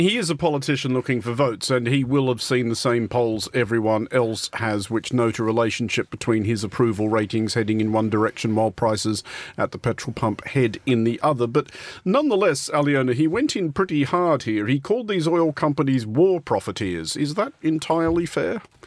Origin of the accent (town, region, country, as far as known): Australia